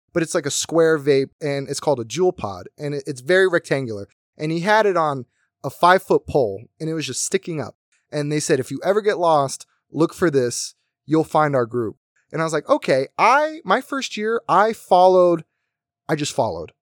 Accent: United States; now in Las Vegas, United States; My, my hometown was very small. Everyone knew each other. You, if you wanted to go to raves, you had to go to Philly

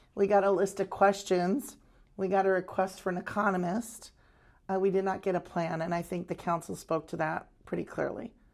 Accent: Arizona, United States; moved away as an adult; now in Maui, United States; I grew up on the mainland in Arizona

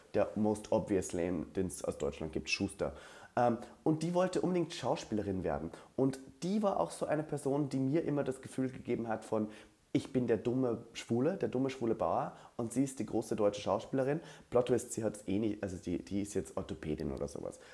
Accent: Linz, Upper Austria, Austria; moved away as an adult; now in Berlin, Germany; Ich sitze gerade im Badezimmer meiner Heimat in Österreich, Linz-Oberösterreich

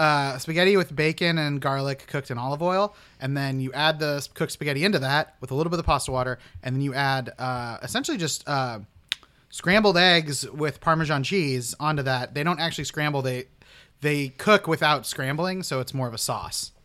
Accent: Oklahoma, United States; from Oklahoma too, but I'm from the city.

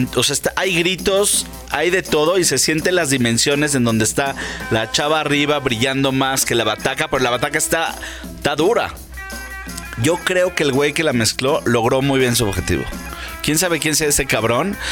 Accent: Mexico; Yo soy mexicano

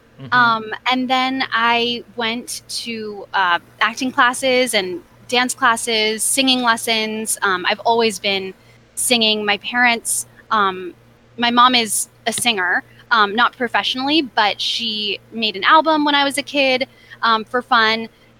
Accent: Los Angeles, California, United States; also born or lived in New York; now in Los Angeles, United States; So I am originally from Los Angeles. I grew up in the San Fernando Valley, Sherman Oaks.

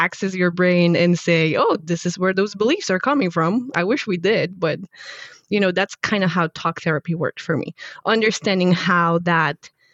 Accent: Poland; moved away; I actually studied robotics, control engineering and robotics in university back in Poland, in my home country

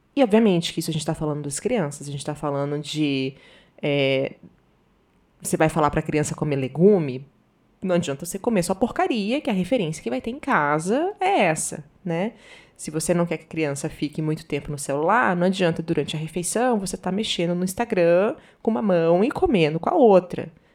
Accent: Northeast Region, Brazil; moved away; also born or lived in Southern Brazil / Paraná; Eu sou nordestina, morei muito tempo no sul

